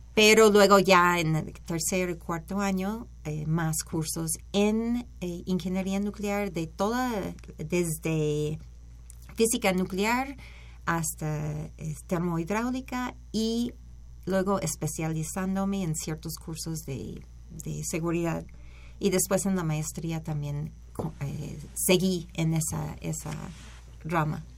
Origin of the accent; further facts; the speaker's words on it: Berkeley, California, United States; moved away as an adult; also born or lived in Los Angeles, United States; now in Mexico; yo soy de Berkeley